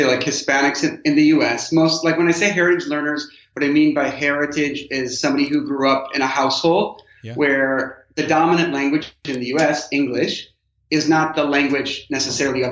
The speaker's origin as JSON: {"language": "English", "region": "southwest Wisconsin", "country": "United States", "tie": "born or raised there", "moved": "yes", "lives_now": "New York City, United States", "said": "I grew up on a dairy farm in southwest Wisconsin in a small rural community."}